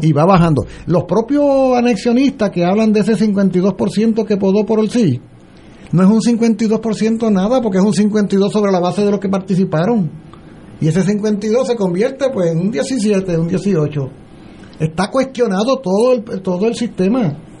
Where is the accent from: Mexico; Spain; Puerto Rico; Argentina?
Puerto Rico; Yo soy puertorriqueño